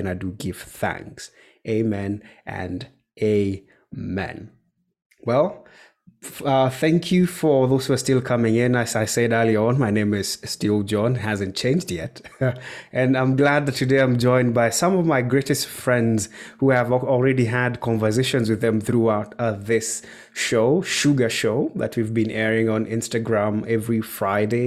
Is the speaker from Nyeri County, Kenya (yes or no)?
yes; Nyeri, Nyeri County, Kenya; I'm hail from Nyeri, Kenya